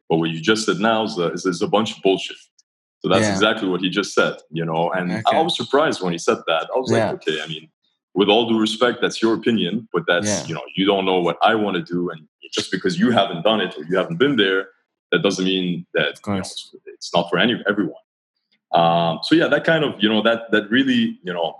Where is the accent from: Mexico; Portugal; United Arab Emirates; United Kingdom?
United Arab Emirates; Dubai; also born or lived in Montreal, Canada; I grew up in Dubai.